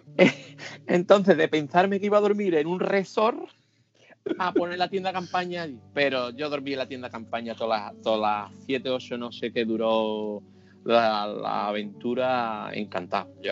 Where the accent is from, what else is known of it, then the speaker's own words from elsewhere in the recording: Seville, Andalusia, Spain; soy de Sevilla